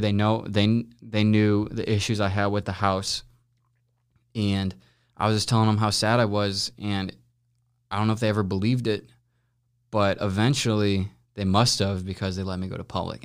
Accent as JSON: {"language": "English", "town": "St. Louis", "region": "Missouri", "country": "United States", "tie": "born or raised there", "also_born_or_lived": "Los Angeles", "said": "grew up in Saint Louis my entire life."}